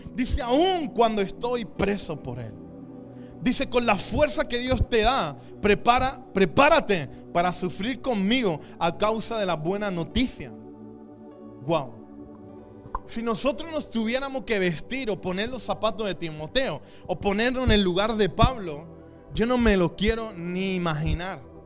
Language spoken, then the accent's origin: Spanish; Chipiona, Andalusia, Spain; mi pueblo, Chipiona, de dónde viene el langostino